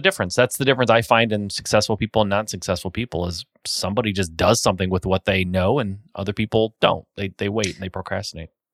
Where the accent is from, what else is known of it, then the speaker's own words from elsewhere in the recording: Michigan, United States; I'm from Michigan.